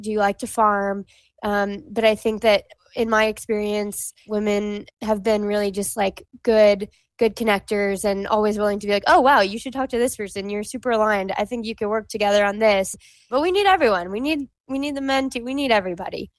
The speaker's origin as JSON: {"language": "English", "region": "Hawaii", "country": "United States", "tie": "born or raised there", "moved": "as an adult", "said": "I grew up in Hawaii"}